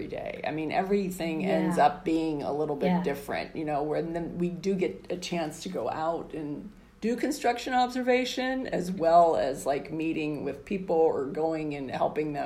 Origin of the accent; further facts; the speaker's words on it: Pennsylvania, United States; moved away; I grew up in Pennsylvania